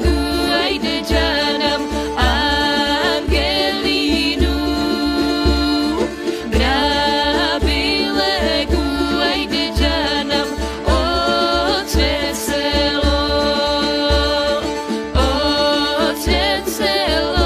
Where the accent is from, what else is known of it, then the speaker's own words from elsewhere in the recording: Studena Bara, North Macedonia; moved away; I was born in Studena Bara